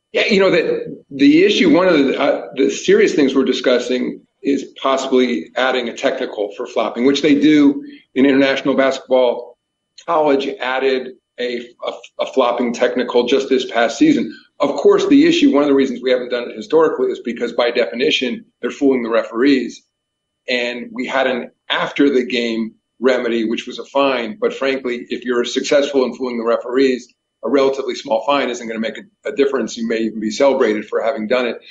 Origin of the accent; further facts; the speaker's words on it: New York, United States; I grew up in New York